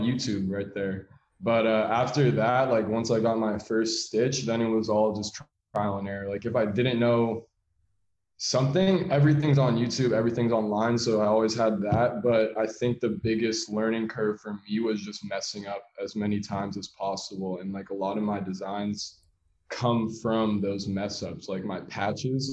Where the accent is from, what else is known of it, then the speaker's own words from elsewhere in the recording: San Francisco, California, United States; So I'm from San Francisco in the city. I have two younger brothers, but I'm older by eight years and 10 years. So I kind of was that only child growing up for a while